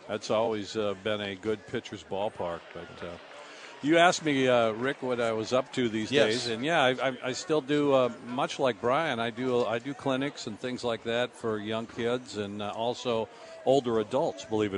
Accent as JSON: {"language": "English", "town": "Seattle", "region": "Washington", "country": "United States", "tie": "born or raised there", "also_born_or_lived": "Arizona", "moved": "as an adult", "said": "growing up in Seattle."}